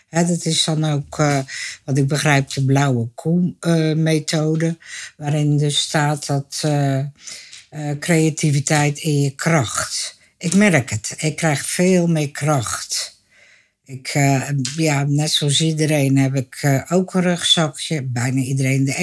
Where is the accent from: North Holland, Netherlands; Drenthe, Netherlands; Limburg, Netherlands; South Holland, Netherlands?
South Holland, Netherlands; Dordrecht; eh, geboren en getogen in Dordrecht, schapenkop dus. Eh, ik ben 71 jaar.